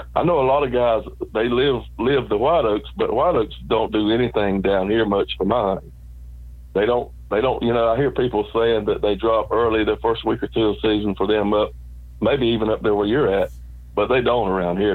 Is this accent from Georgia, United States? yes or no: yes; South Georgia, United States; I was raised in South Georgia, out in the country on a farm